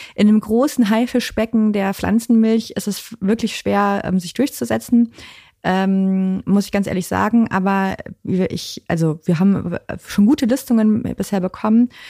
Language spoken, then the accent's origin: German; Cologne, North Rhine-Westphalia, Germany; moved away as an adult; now in Hamburg, Germany; ich komme ja aus Köln eigentlich, aber ich bin jetzt seit über zehn Jahren hier